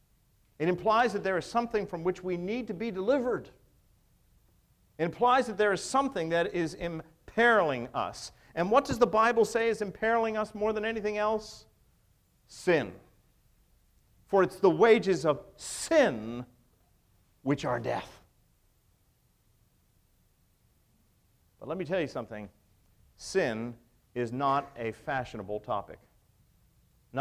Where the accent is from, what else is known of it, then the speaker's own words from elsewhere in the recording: United States; us as American people